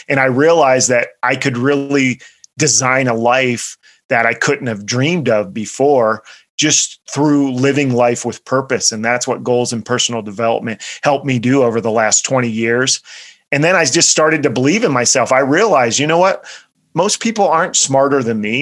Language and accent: English; central Pennsylvania, United States; I grew up in uh, central Pennsylvania